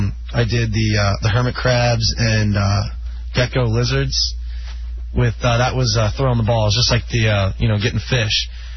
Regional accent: Pennsylvania, United States; I'm from Pennsylvania.

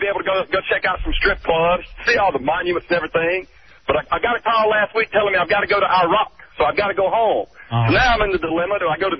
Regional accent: Tupelo, Mississippi, United States; I'm from Tupelo, Mississippi. Just got up here. You know, home of ….

